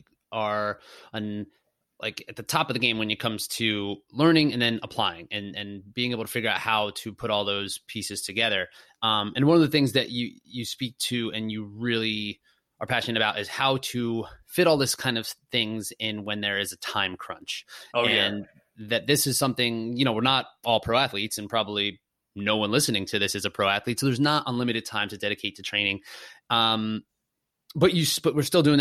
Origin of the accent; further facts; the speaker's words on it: Easton, Pennsylvania, United States; Weyerbacher. That's in my hometown where I grew up